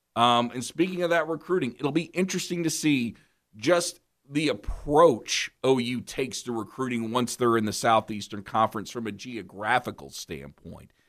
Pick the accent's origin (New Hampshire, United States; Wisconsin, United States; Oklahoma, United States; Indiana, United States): Oklahoma, United States; Norman; Norman, my hometown